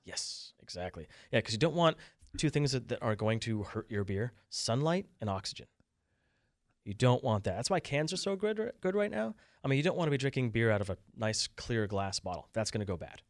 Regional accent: Vermont, United States; moved away; I'm from Vermont

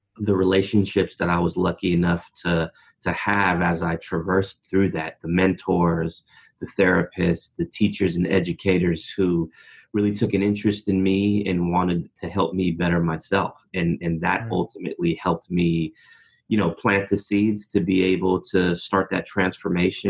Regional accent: Berkeley, California, United States; now in Oakland, United States; Born and raised in Berkeley, California, and I've been in Oakland, California, right next door for the better part of my adult life

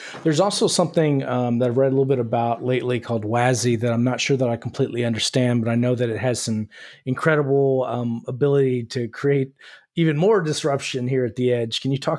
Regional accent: San Antonio, Texas, United States; I'm from San Antonio

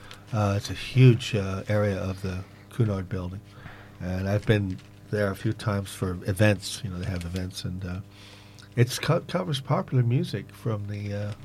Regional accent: Oregon, United States; also born or lived in New York City, United States; now in United Kingdom; I grew up in the West Coast, Oregon, but I lived in New York City.

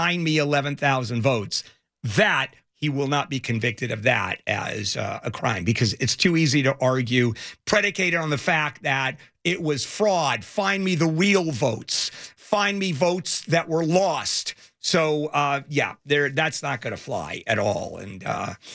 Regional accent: São Paulo, Brazil; moved away; São Paulo is actually my hometown

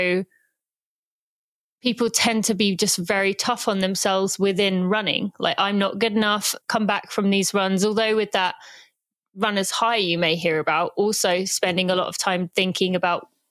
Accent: England, United Kingdom; now in United States; I'm British, although I do live in America

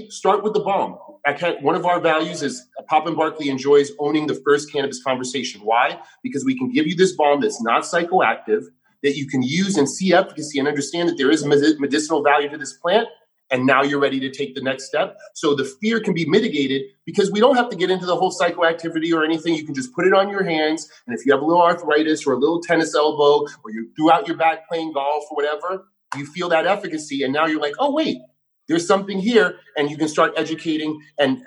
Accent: New York City, New York, United States; I grew up punk rock in New York City.

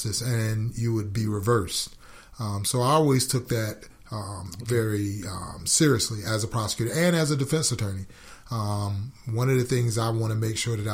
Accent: Norfolk, Virginia, United States; moved away as an adult; also born or lived in Detroit, Michigan; now in Gwinnett County, United States; I was born and raised in Norfolk, Virginia, in a section of Norfolk called Berkeley

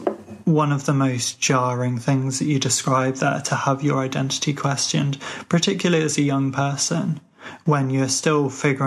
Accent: Ireland; drop little hints or mentions that I'm Irish into conversation

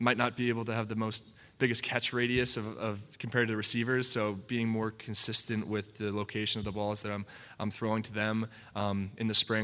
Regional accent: Connecticut, United States; also born or lived in North Attleboro, Massachusetts; growing up in the Northeast, growing in North Attleboro, Mass, and then until I was 8, and then Connecticut

